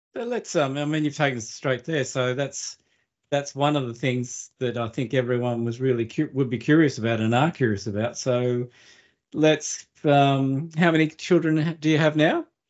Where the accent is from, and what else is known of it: Australia; born or raised there